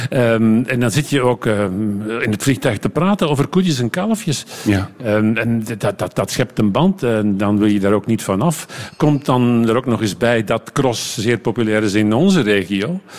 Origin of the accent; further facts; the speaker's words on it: Flemish Brabant, Belgium; Ik ging veel liever naar de dorpscafé bij ons in Leuvenjoel, in het Leuvense.